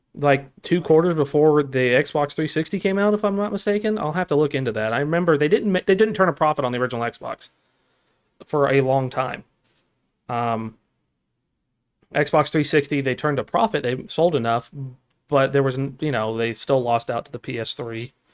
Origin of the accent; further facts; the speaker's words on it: United States; I'm American, sir. I speak American.